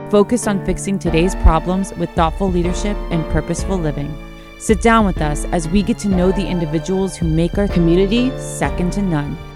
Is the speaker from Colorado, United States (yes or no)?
no; Chicago, Illinois, United States; also born or lived in Glenview; Uh, you know, Northside, born and raised in Chicago, but uh, more so high school uh, in Glenview.